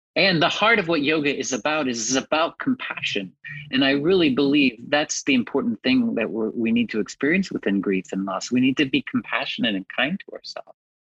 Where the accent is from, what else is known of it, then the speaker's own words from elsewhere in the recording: Texas, United States; moved away; I'm originally from Texas